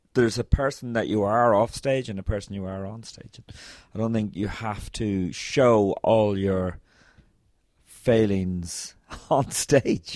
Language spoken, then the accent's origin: English; Ireland; growing up in Ireland